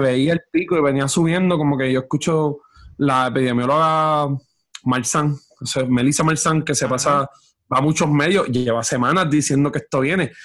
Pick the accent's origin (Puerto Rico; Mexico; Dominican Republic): Puerto Rico; Orocovis; y, yo estoy en Orocovi